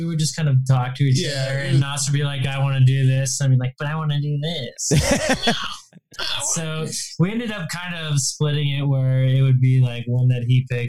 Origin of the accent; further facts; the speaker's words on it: Ohio, United States; moved away; I'm actually from Ohio, so we got to stay at my childhood home.